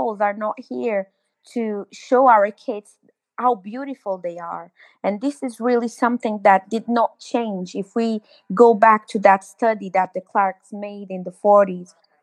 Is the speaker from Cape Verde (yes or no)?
yes; Cape Verde; now in London, United Kingdom; I am from originally from Cape Verde Islands